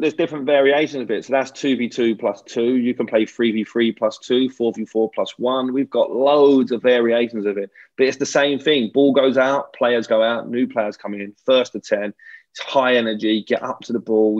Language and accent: English; England, United Kingdom